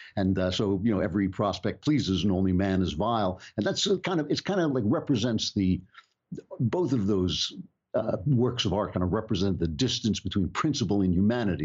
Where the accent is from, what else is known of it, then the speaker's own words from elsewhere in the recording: United States; As an American